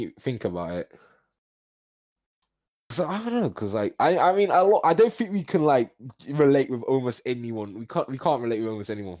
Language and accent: English; Brooklyn, New York, United States; So I'm from Brooklyn.